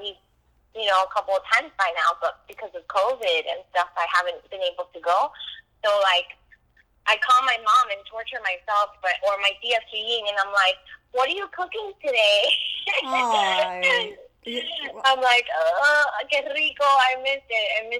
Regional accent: Hialeah, Florida, United States; also born or lived in Miami Lakes, Florida; I'm from Hialeah. I lived in La Grande until I was 14. Then we moved to Miami Lakes. And, I mean, it says Cuban as it gets for me.

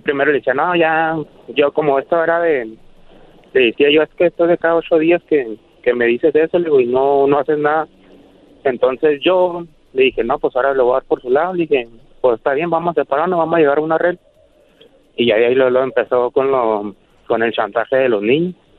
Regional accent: Chihuahua, Mexico; estoy acá en Chihuahua, yo, somos de Chihuahua.

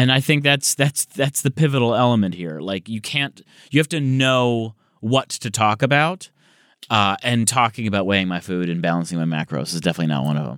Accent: Michigan, United States; now in Los Angeles, United States; I'm from Michigan.

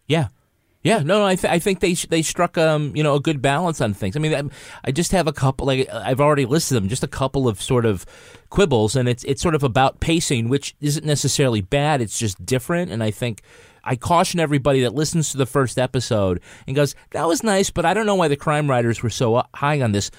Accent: United States; I'm American. I'm of, I, my, you know, family comes from Ireland

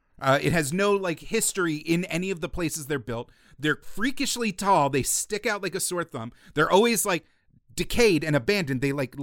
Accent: New Jersey, United States; growing up in New Jersey, it was littered with all these skeletons of these opulent, lopsided, decrepit mansions

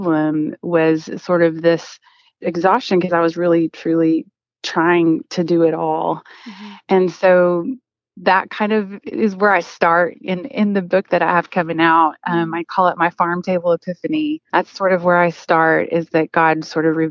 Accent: Oklahoma, United States; I'm originally from Oklahoma

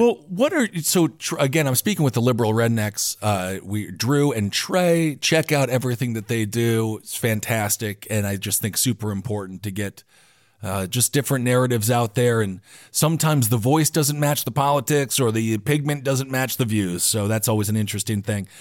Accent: Wisconsin, United States; So I grew up in Wisconsin

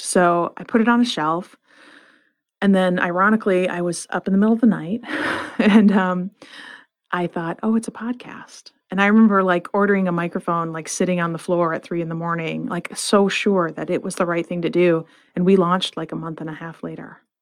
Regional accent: Flint, Michigan, United States; I grew up in Flint, Michigan

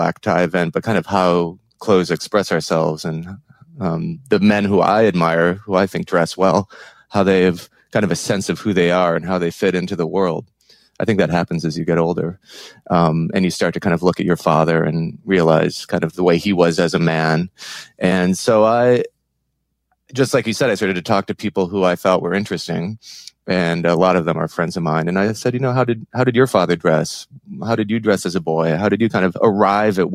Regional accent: Minneapolis, Minnesota, United States; now in New York, United States; I grew up in Minneapolis. I'm a Midwesterner, but I've lived in New York for about 20 years now

